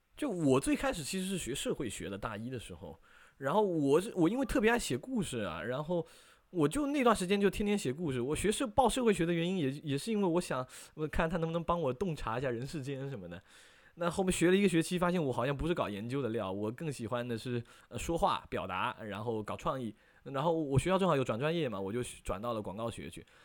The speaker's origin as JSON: {"language": "Chinese", "town": "Fuzhou", "region": "Fujian", "country": "China", "said": "然后是福建福州人"}